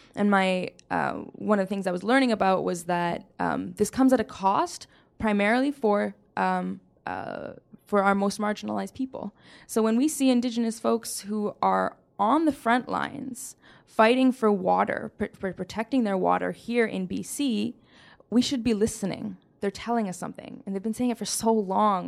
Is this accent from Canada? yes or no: yes; Surrey, British Columbia, Canada; also born or lived in Saskatoon; I grew up in Surrey